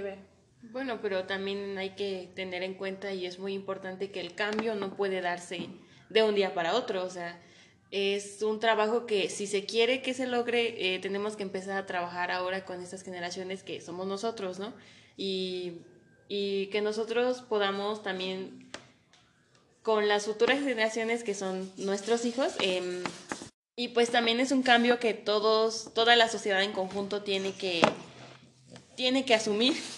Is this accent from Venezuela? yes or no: no; Mexico; como mexicanos tenemos esta cultura de novelas